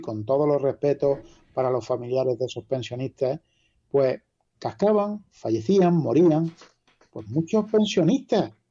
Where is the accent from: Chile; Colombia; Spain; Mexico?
Spain; La Carolina, Andalusia